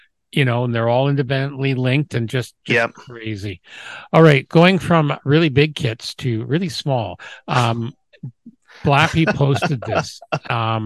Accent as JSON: {"language": "English", "region": "England", "country": "United Kingdom", "tie": "born or raised there", "moved": "yes", "said": "where I was born in England, they had the ferry service across the Isle of Wight"}